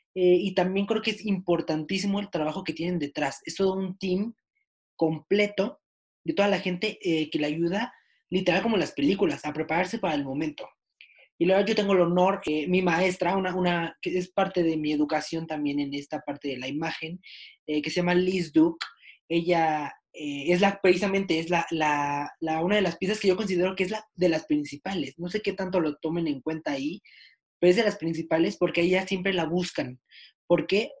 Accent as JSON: {"language": "Spanish", "country": "Mexico", "said": "yo que soy mexicano"}